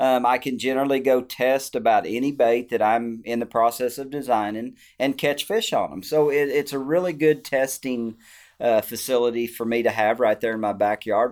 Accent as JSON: {"language": "English", "region": "Arkansas", "country": "United States", "tie": "born or raised there", "also_born_or_lived": "Table Rock Lake", "said": "growing up in Arkansas"}